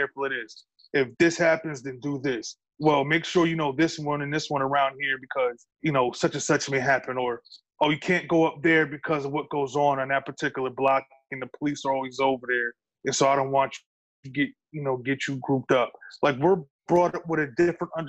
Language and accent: English; New York, United States; I'm a New Yorker